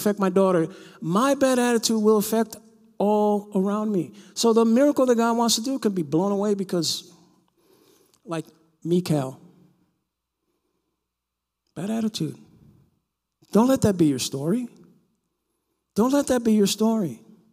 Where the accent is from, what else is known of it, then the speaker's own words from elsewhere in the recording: New York City, New York, United States; Growing up in New York